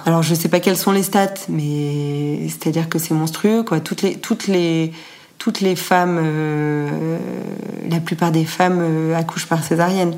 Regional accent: Annecy, Auvergne-Rhône-Alpes, France; also born or lived in Paris / Bucharest / Rio de Janeiro / Mexico City; now in London, United Kingdom; je, suis originaire d'Annecy, j'ai grandi à Annecy

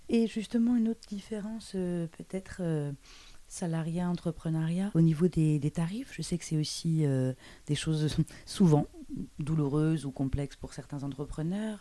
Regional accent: Brussels, Brussels-Capital Region, Belgium; also born or lived in Paris; Bruxelles d'où je viens

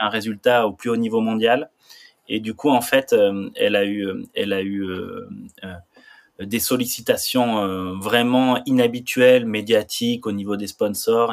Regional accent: Saint-Lary-Soulan, Occitania, France; j'ai grandi à Saint-Lary-Soulan, c'est une station de ski dans les Pyrénées

